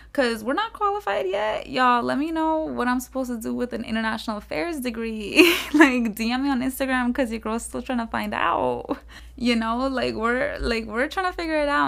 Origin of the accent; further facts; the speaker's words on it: South Florida, United States; moved away as an adult; also born or lived in Pasto, Colombia; now in Tallahassee, United States; I was born in Pasto, Colombia, and then I came to the U S when I was one year old. So, from then, I grew up in South Florida.